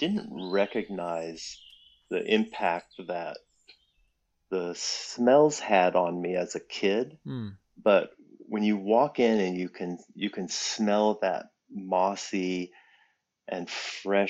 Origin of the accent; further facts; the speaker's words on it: New England, United States; born up in New England and grew up on a 400-acre dairy farm